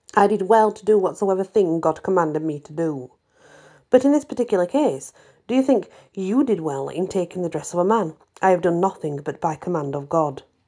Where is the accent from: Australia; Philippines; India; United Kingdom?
United Kingdom; England; I'm English